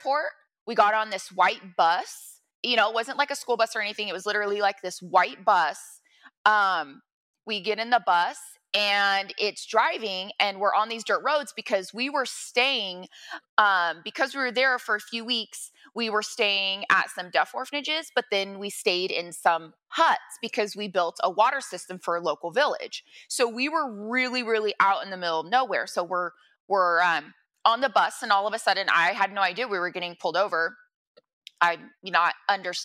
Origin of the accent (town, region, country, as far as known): Monterey County, California, United States; born or raised there; also born or lived in Santa Cruz County, California